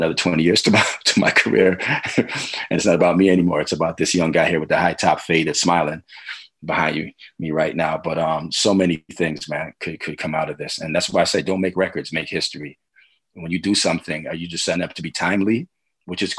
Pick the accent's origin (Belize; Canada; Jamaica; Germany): Canada; Toronto, Ontario; I'm Scarborough all day, man